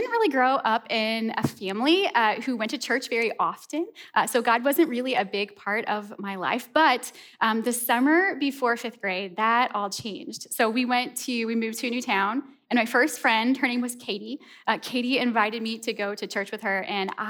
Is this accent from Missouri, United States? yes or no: yes; a small town outside of St. Louis, Missouri, United States; moved away; I'm originally from the Midwest. I grew up in a small town outside of St. Louis, Missouri.